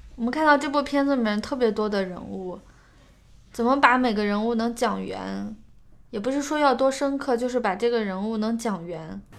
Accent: Ningxia, China; 因为我家乡就是宁夏，所以我对那边的感觉特别熟悉

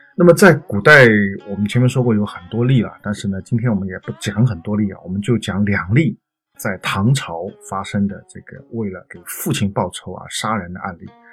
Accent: China; 我们中国人的习惯

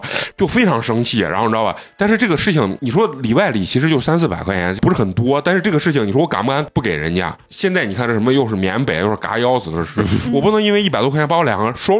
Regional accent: China; 上来先跟你打招呼，我就问你从哪儿来，然后一看我是中国人，说哦，您中国人兄弟啊

